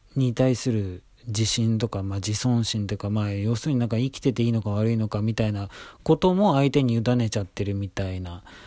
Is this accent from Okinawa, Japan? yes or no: no; Tokyo, Japan; 東京生まれ、東京育ち